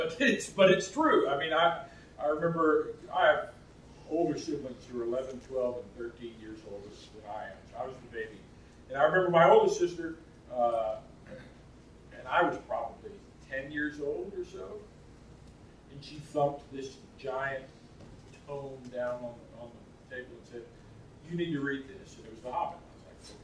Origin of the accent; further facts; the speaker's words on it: St. Louis, Missouri, United States; moved away; I grew up in St. Louis part of the time